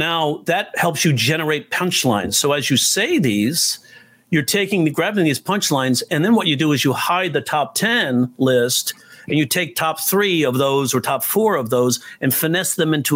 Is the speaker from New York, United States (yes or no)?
yes; New York, United States; I'm a New Yorker